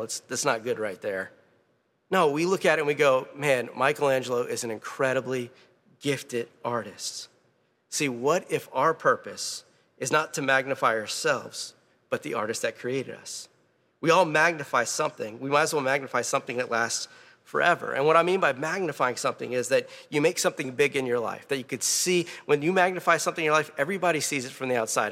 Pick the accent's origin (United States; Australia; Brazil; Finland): United States; Louisiana; I'm from Louisiana.